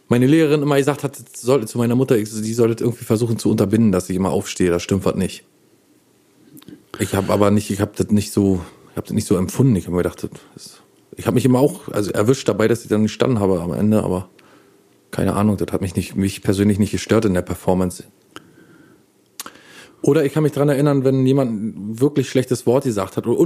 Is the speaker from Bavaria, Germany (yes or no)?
no; Berlin, Germany; bei uns in Berlin.